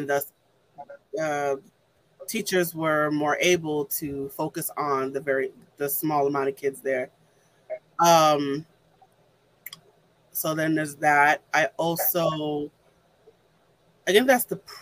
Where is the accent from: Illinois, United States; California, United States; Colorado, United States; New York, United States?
New York, United States; New York City; I'm from New York